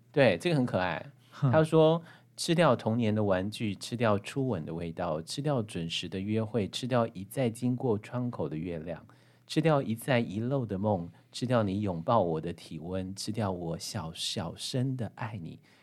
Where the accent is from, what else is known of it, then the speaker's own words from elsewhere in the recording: Hualien County, Taiwan; 讲白灯塔跟我们花莲的这样的一个故事关系